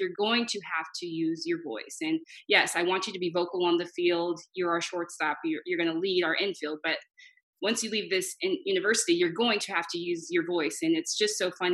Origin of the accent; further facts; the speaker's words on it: Irvine, California, United States; moved away as an adult; now in Japan; I grew up in Irvine, went to college